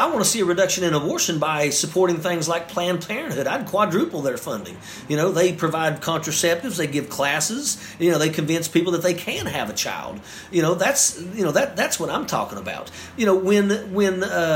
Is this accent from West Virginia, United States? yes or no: yes; West Virginia, United States